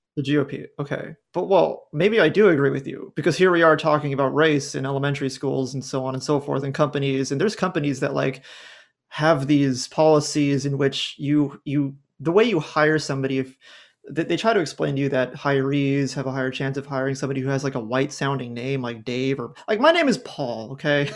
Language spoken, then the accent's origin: English; Southern California, United States; I grew up in Southern California